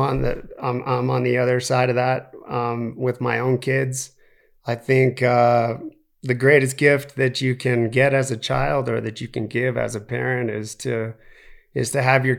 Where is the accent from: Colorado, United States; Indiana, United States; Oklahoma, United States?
Colorado, United States; Aspen; because I grew up in Aspen